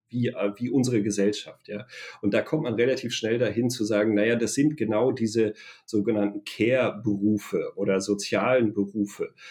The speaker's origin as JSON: {"language": "German", "area": "a small village in the Sauerland", "region": "North Rhine-Westphalia", "country": "Germany", "tie": "born or raised there", "said": "ein kleines sauerländisches Dorf, wo ich herkomme"}